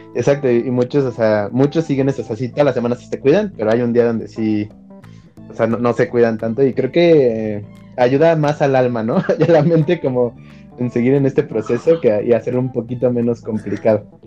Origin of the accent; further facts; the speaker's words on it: Mexico; como mexicanos